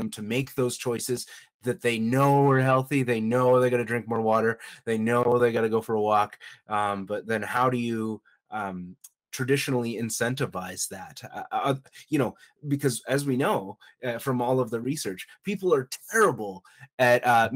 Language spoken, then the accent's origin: English; Canada; I'm actually Canadian